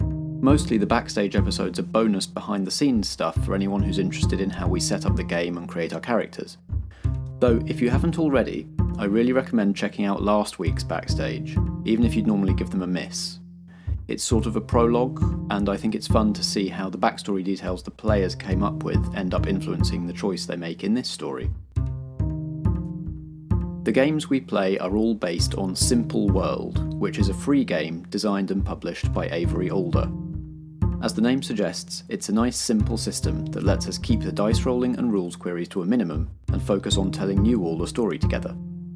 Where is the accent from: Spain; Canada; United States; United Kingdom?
United Kingdom; I'm excited to see how, as British people who are generally a bit wary of guns, we all fit into the weapon-heavy, action-heavy Western genre.